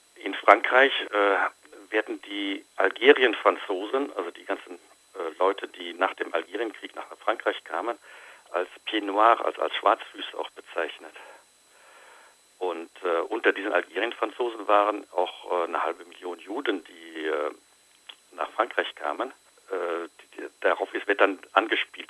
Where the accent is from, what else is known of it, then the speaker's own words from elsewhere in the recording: Germany; bei uns in Deutschland